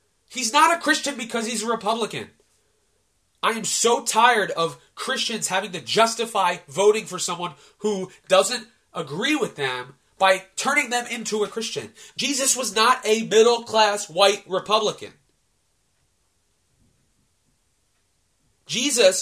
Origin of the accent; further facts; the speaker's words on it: United States; as an American